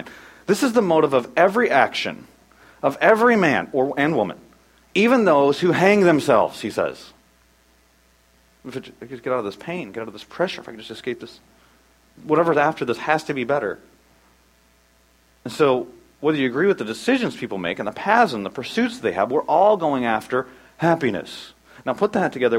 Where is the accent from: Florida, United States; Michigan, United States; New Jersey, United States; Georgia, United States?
Michigan, United States; moved away; I'm from Michigan